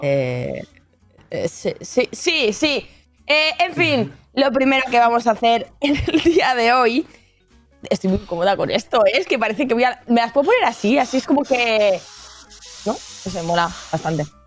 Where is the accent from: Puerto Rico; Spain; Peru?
Spain; Catalonia; Que soy catalana